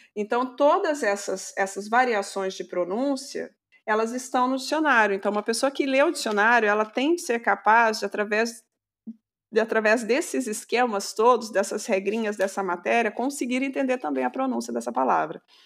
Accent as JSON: {"language": "Portuguese", "country": "Brazil", "said": "nós, uh, brasileiros"}